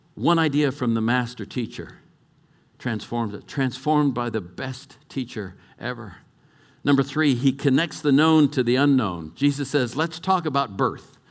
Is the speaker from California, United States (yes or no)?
yes; California, United States; moved away; also born or lived in Colorado; I was brought up in California